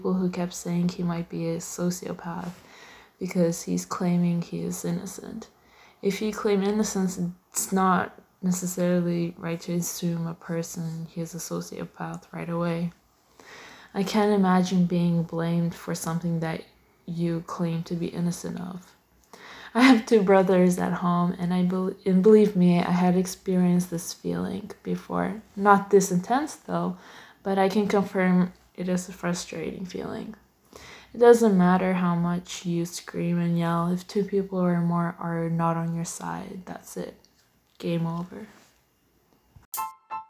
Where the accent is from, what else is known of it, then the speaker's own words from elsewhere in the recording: Canada; I'm born and raised in Canada